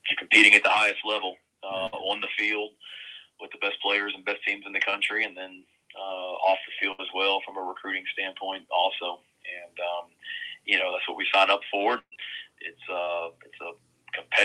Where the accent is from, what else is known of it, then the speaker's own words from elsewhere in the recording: Blacksburg, Virginia, United States; moved away as an adult; now in South Carolina, United States; had a fun time growing up in Blacksburg. Moved there when I was 10 when dad got the job in Blacksburg